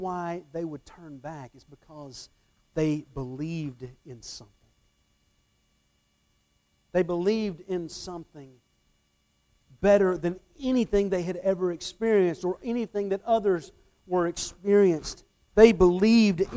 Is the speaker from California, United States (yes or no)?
no; Atlanta, Georgia, United States; the church that I grew up in the Atlanta area, as a kid.